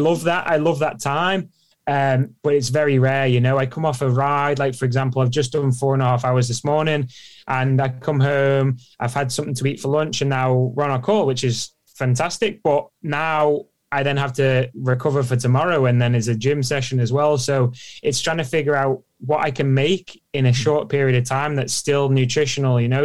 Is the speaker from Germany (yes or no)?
no; Isle of Man; growing up on the Isle of Man was ace